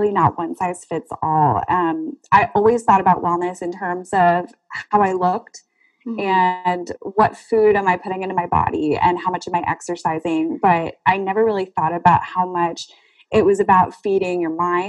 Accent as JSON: {"language": "English", "region": "South Florida", "country": "United States", "moved": "as an adult", "lives_now": "Central Florida, United States", "said": "I'm from South Florida and getting to know a different area because I went up here for college"}